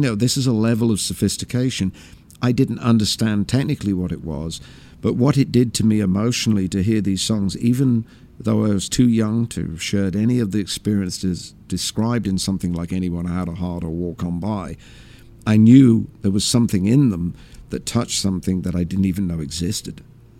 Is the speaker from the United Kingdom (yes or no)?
yes; England, United Kingdom; Some of the people that he wrote about were people I couldn't have known about at all in growing up in England.